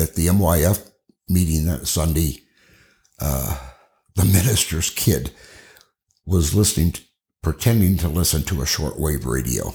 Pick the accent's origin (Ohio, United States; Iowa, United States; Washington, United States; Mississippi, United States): Iowa, United States; Cedar Rapids; I grew up in Cedar Rapids, Iowa.